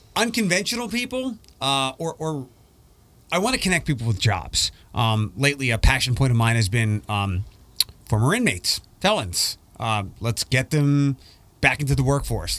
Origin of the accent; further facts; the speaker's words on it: East Coast, United States; moved away; I'm from the East Coast